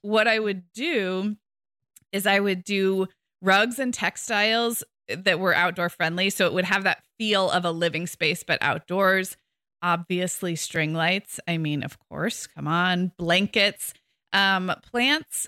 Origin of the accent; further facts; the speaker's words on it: Santa Barbara, California, United States; moved away as an adult; I moved back to my hometown of Santa Barbara two years ago.